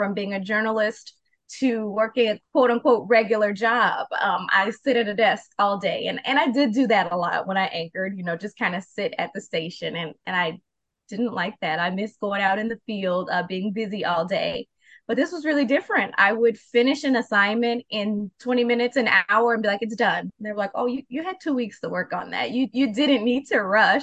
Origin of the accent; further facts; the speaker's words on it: Chicago, Illinois, United States; moved away as an adult; also born or lived in Mobile, Alabama / Rockford, Illinois; I work in marketing and communications in Chicago, my hometown